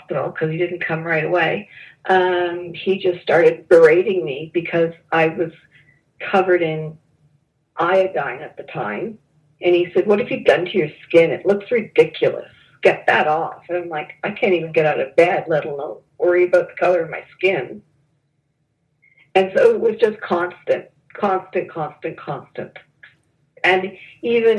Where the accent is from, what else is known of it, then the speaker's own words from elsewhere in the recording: Canada; moved away as an adult; also born or lived in Toronto, Canada / Dallas, United States; I'm Canadian living in Dallas.